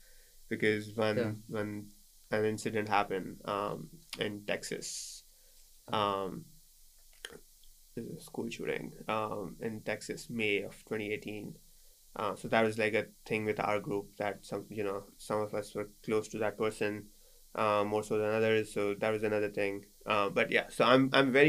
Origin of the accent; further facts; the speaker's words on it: Karachi, Sindh, Pakistan; moved away as an adult; now in United States; I'm from Karachi in the south